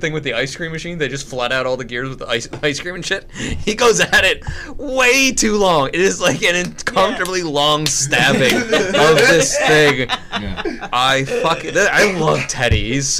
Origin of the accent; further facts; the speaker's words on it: Kearny, New Jersey, United States; moved away; I'm from Kearney originally, so like I know that whole up Jersey.